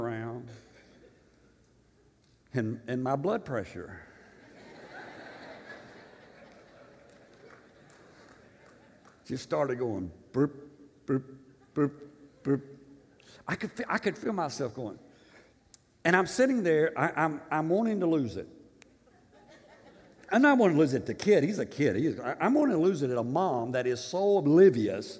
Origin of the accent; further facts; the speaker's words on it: Tennessee, United States; I'm from Tennessee in Africa